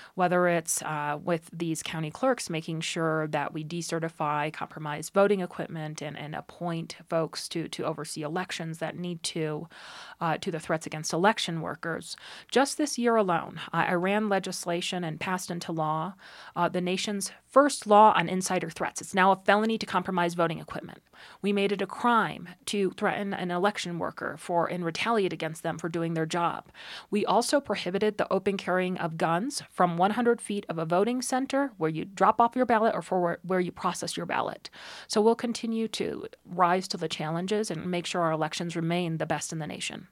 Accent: Estes Park, Colorado, United States; I grew up in Drake, Colorado, in Estes Park, in a cabin with an outhouse outside

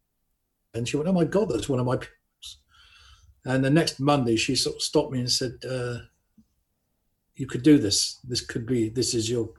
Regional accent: Buckingham, South East England, United Kingdom; I grew up in Buckingham, Buckinghamshire

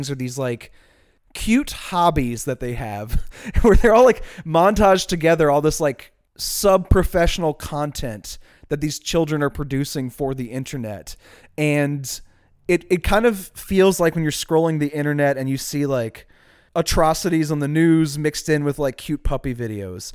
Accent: Chalmette, Louisiana, United States; accent: Chalmette; My Chalmette accent doesn't have quite the finesse that it needs

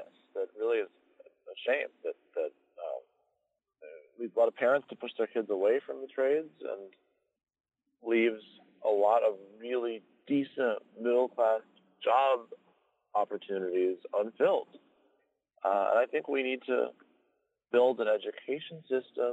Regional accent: Evanston, Illinois, United States; my hometown of Evanston

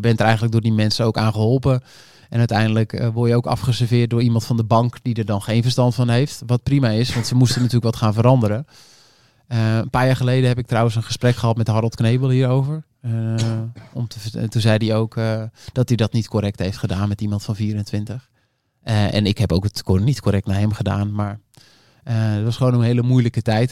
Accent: North Holland, Netherlands; ik kom uit Noord-Holland

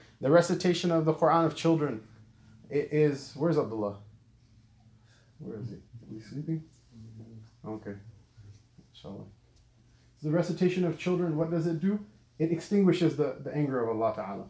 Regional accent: Southern California, United States; also born or lived in Lahore, Pakistan; I grew up in Southern California

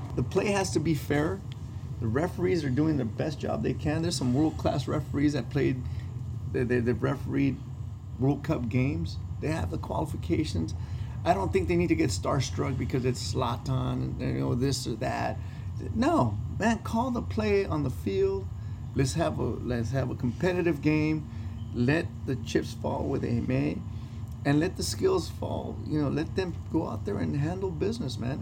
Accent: Los Angeles, California, United States; down the street from uh, where I was born, bro. I was born in Hoover Hospital.

